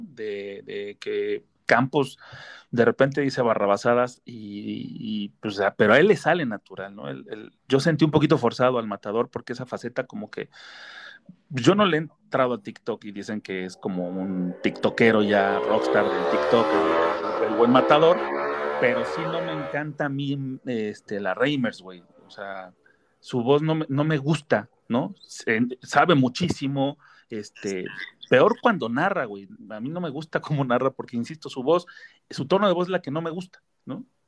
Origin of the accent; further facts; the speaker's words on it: Mexico; los que somos mexicanos